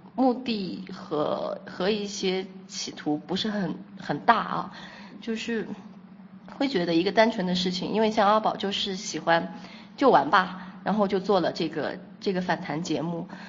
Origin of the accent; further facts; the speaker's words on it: Kunming, Yunnan, China; 我来自云南昆明